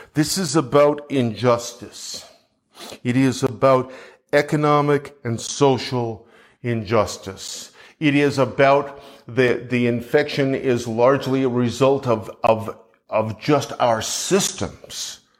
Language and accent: English; Canada; now in United States; I'm a Canadian